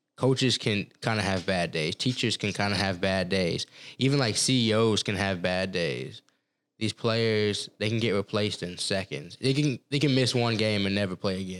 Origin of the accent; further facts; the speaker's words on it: Texas, United States; moved away as an adult; also born or lived in Colorado; growing up in Texas